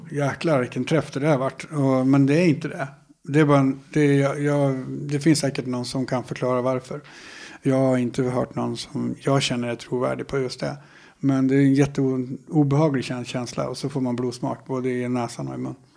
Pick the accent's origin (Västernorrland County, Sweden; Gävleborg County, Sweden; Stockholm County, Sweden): Västernorrland County, Sweden; Härnösand; also born or lived in Sollefteå / Sandslån; Jag är född i Sollefteå. Uppvuxen delvis på ett ställe som heter Sandslån. Ett eh, flotta samhälle med ett par hundra invånare kanske, en liten by längs Ångmanälven. Sen så när jag började skolan, då flyttade vi till Härnösand